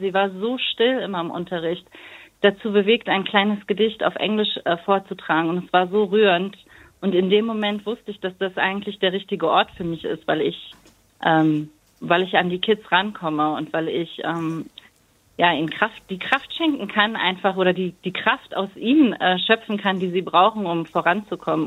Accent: Berlin, Germany; bin in Berlin geboren und meine Eltern sind 1988 nach Deutschland gekommen

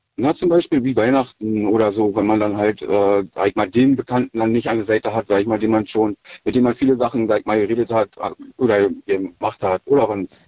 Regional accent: Schwedt, Brandenburg, Germany; Aus Schwed

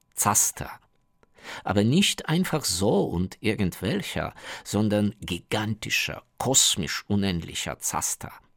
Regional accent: Ukraine; German is a second language; bei uns in der Ukraine

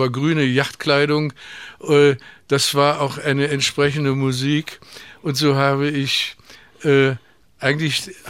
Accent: East Germany, Germany; Aber wir, man konnte ja immer noch als Ostdeutscher ohne Probleme nach West-Berlin wechseln.

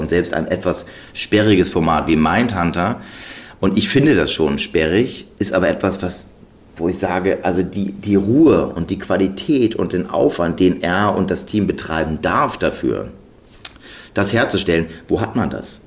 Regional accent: Germany; wir sind in Deutschland zur Schule gegangen

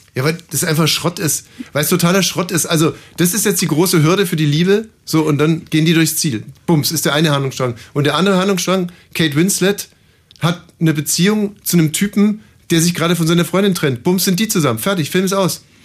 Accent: Germany; also born or lived in Brandenburg; als Deutscher

